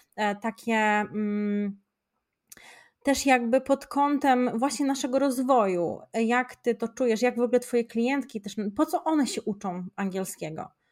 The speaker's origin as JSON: {"language": "Polish", "town": "Szczecin", "region": "West Pomeranian Voivodeship", "country": "Poland", "said": "u nas w Szczecinie to bardziej trzeba byłoby się uczyć tego niemieckiego"}